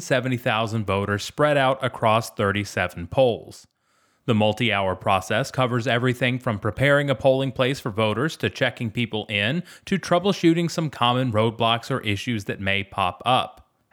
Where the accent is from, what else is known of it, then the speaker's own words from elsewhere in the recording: McDonough, Georgia, United States; I drove down to my hometown of McDonough in Henry County, just south of Atlanta